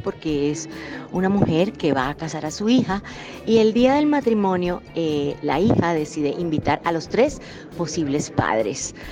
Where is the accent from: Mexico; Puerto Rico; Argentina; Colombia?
Colombia; nosotros como colombianos